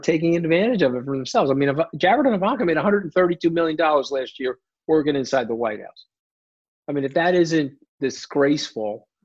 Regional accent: New York, United States; I'm a New Yorker

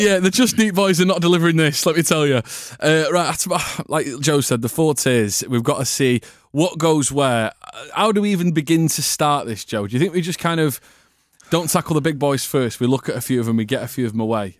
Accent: United Kingdom; I'm British

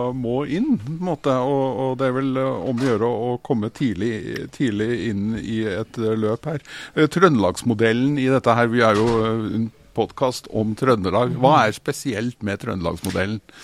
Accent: Germany; now in Norway; Jeg er jo vokst opp i Tyskland

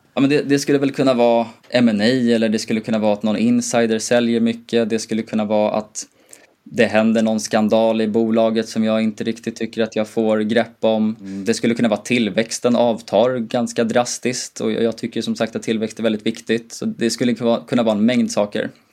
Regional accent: Gotland, Sweden; jag kommer från Gotland

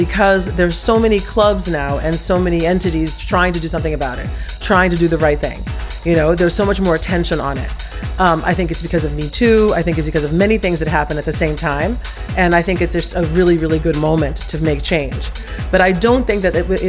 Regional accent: Brazil; I'm from Brazil

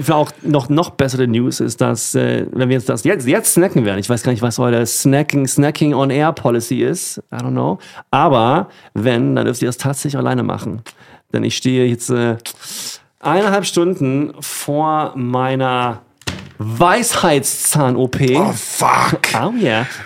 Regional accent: Sweden; Und die kommen beide aus meiner Heimat, aus Schweden.

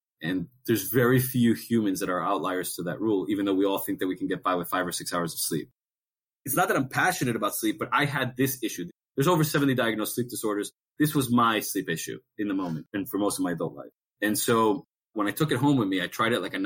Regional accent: Miami, Florida, United States; moved away; also born or lived in New York City; I've lived in New York several times, even though I'm from Miami

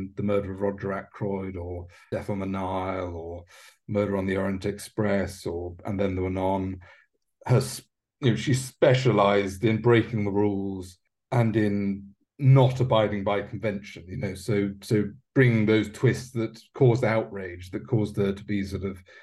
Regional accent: United Kingdom; as a British writer

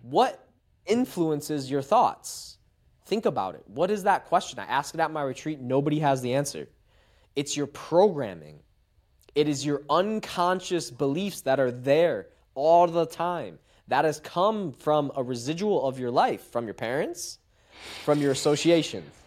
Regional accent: Macomb, Michigan, United States; I'm from Macomb, Michigan, suburban town

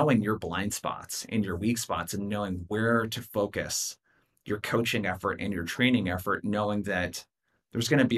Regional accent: Brookings, Oregon, United States; my hometown of Brookings, Oregon, 5,000 people

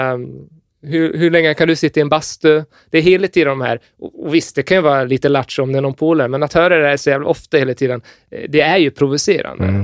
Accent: Gotland, Sweden; jag är gotlänning och har 15 lamm hemma

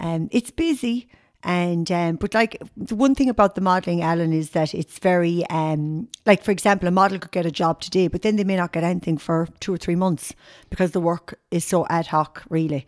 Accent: Tipperary, Munster, Ireland; moved away as an adult; also born or lived in Limerick; now in Galway, Ireland; I'm actually from Tipperary originally, but I'm, I'm living in Galway now over thirty-three years.

